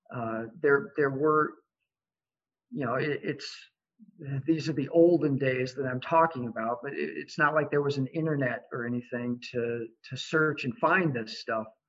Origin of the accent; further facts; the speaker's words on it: Iowa City, Iowa, United States; moved away as an adult; I grew up in Iowa City. Uh, so I'm back home after many years of being gone for education and career.